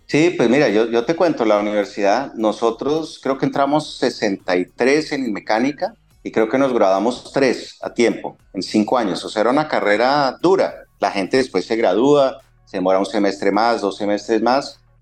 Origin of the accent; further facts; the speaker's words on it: Colombia; moved away as an adult; also born or lived in London / Argentina; Cuando salimos de Colombia, solo mi hijo eh, había nacido, mi hija nació después, cuando ya estábamos en Londres